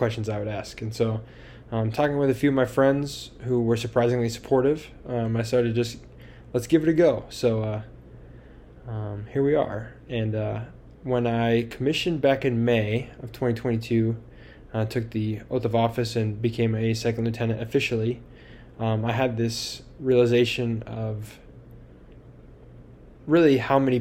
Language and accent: English; Tucson, Arizona, United States; I was born and raised here in Tucson